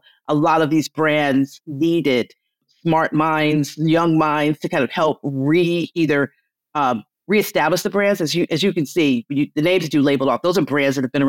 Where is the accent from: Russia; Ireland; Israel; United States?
United States; Detroit, Michigan; I'm from the Motor City.